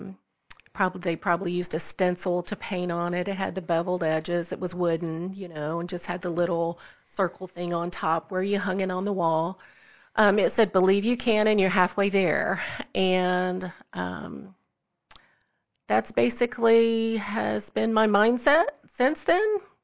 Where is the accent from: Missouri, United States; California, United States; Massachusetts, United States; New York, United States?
Missouri, United States; Southeast; moved away as an adult; I'm originally from Southeast Missouri